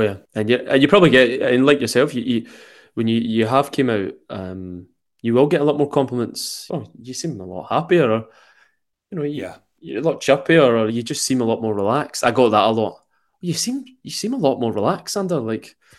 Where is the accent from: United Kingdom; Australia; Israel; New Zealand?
United Kingdom; Glasgow, Scotland; accent: Glaswegian; extremely Glaswegian accent